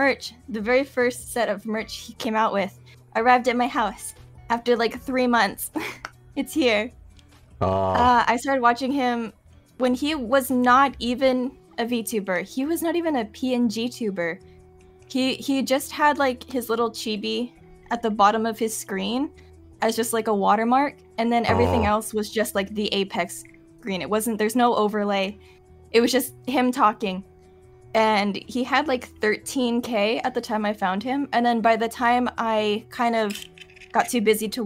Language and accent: English; Hawaii, United States; moved away as an adult; now in Japan; I'm from Hawaii. We don't have seasons.